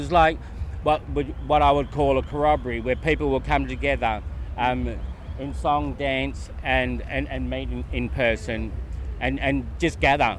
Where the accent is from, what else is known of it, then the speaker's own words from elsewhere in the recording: Sydney, New South Wales, Australia; also born or lived in Yuin country, New South Wales south coast; I was born here on Gadigal country, Crown Street Women's Hospital.